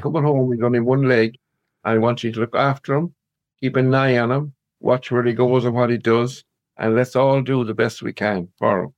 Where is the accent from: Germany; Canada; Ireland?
Ireland; Claregalway, Connacht; now in Loughrea, Ireland; born and reared in Clare, Galway, little country uh, village outside Galway, about seven miles outside Galway